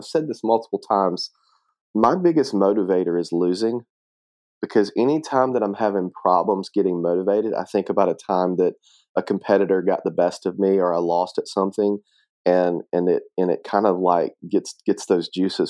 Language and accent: English; Atmore, Alabama, United States; also born or lived in Mobile; so I was born in Mobile, Alabama, which is where I live now. Was raised in a small town of Atmore, Alabama.